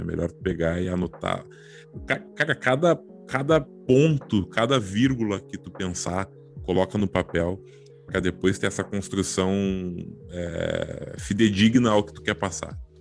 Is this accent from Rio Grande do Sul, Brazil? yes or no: yes; Porto Alegre, Rio Grande do Sul, Brazil; nós, nós somos de Porto Alegre